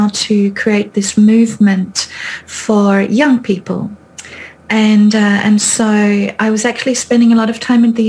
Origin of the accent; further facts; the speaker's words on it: Australia; first language German; English is a second language; moved away as an adult; now in Bath, United Kingdom; I'm Australian by birth